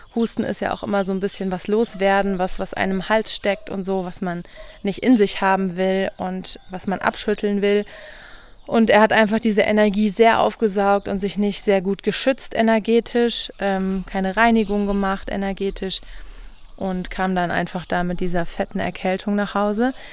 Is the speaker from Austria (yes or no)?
no; Rhineland-Palatinate, Germany; moved away as an adult; also born or lived in Brandenburg; Ich komme ja aus der Pfalz, wo es ganz viele gute Spargeln gibt